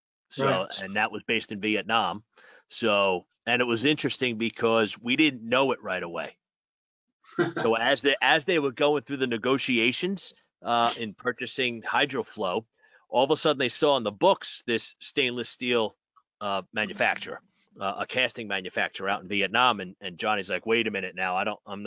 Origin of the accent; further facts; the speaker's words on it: New York, United States; as a New Yorker